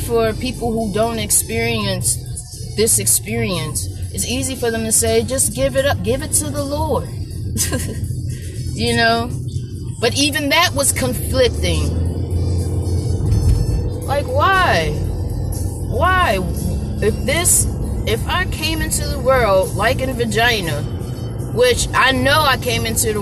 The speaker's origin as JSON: {"language": "English", "town": "Baltimore", "region": "Maryland", "country": "United States", "tie": "born or raised there", "said": "growing up where I grew up in Baltimore City, Maryland"}